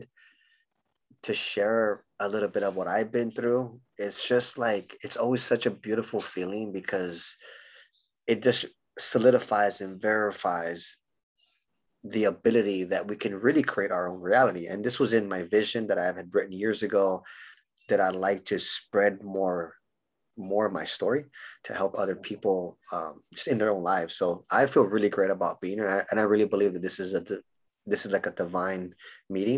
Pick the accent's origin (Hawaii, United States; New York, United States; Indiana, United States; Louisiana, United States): Hawaii, United States; Honolulu; moved away; also born or lived in San Diego, California / Los Angeles, California; I grew up in Hawaii. So I was born in Honolulu, Hawaii